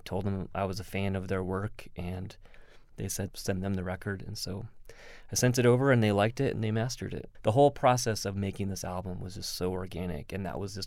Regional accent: Texas, United States; moved away; I'm originally from Texas

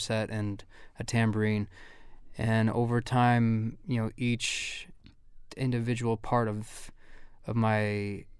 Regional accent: Los Angeles, California, United States; moved away as an adult; now in Boston, United States; I grew up in Los Angeles, moved to Boston

